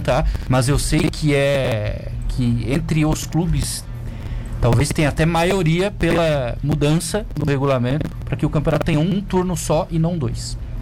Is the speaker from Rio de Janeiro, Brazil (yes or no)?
yes; Rio de Janeiro, Brazil; Eu pensando como carioca